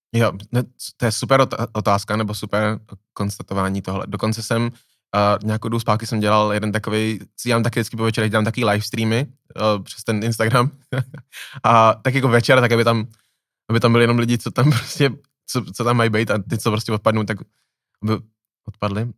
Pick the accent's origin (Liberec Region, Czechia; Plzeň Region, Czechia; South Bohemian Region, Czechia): Plzeň Region, Czechia; Plzeň; já jsem z Plzně